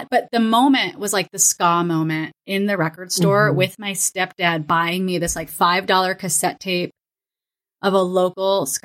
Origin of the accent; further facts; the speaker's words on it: Florida, United States; also born or lived in Kansas; I'm from. We, I grew up in Florida and Kansas.